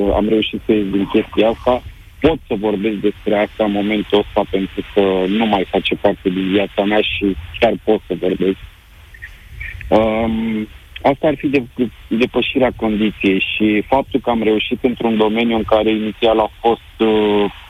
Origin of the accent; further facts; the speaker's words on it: Romania; moved away as an adult; now in United Kingdom; noi, ca și români